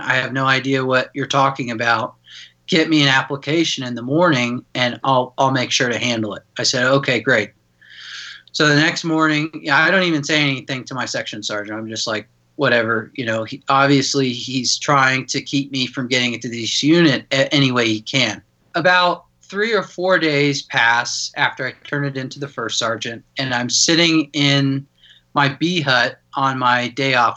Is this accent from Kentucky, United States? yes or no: no; Denver, Colorado, United States; born and raised in Denver, Colorado